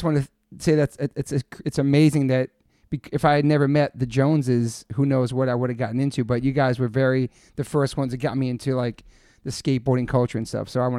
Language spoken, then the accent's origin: English; Newport, Rhode Island, United States; also born or lived in Massachusetts; when I moved from Massachusetts to Newport